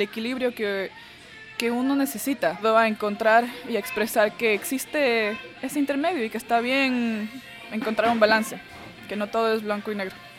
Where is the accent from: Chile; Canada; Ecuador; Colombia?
Ecuador; also born or lived in Venezuela; now in Austin, United States; yo crecí en Ecuador, crecí en Ecuador, yo nací en Venezuela